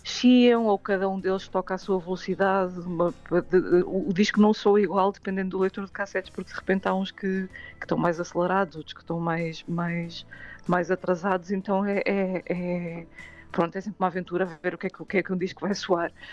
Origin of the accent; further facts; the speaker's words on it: Porto, Norte, Portugal; é a minha cidade natal